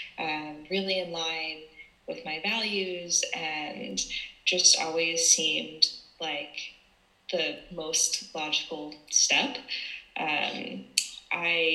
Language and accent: English; East Coast of the United States, United States; now in San Francisco, United States; I'm from San Francisco, California, originally from the East Coast of the United States